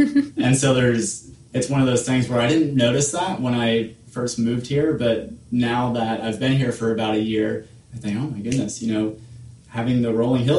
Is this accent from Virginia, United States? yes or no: yes; Virginia, United States; now in Florida, United States; I grew up in Virginia